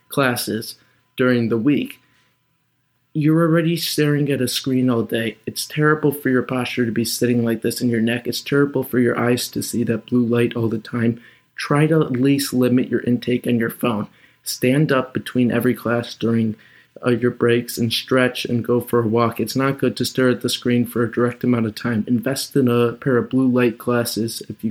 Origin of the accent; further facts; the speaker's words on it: Chicago, Illinois, United States; I'm from Chicago